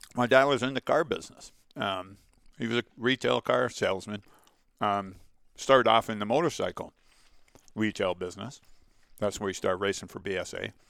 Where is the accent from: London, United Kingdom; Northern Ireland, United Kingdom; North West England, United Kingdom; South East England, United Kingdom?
South East England, United Kingdom; Portsmouth; now in Canada; Met my mother, who was a Portsmouth girl got married. I was born there, 1960